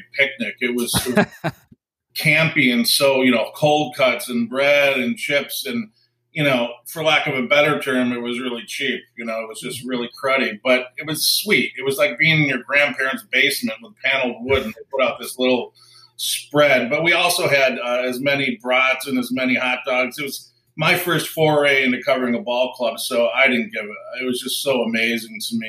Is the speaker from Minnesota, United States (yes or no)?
no; Chicago, Illinois, United States; now in Milwaukee, United States; I grew up in Chicago area